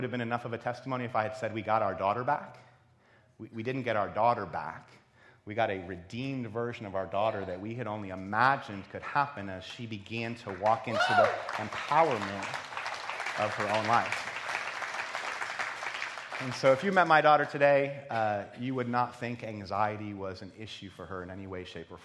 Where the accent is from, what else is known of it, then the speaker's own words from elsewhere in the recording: East Coast, United States; moved away as an adult; also born or lived in Ohio; I grew up on the East Coast.